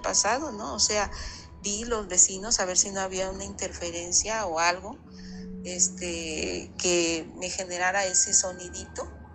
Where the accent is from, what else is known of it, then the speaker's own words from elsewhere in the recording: Veracruz, Mexico; now in Ciudad del Carmen, Mexico; Yo soy de Veracruz, Puerto, pero ya tengo muchos años que radico en Ciudad del Carmen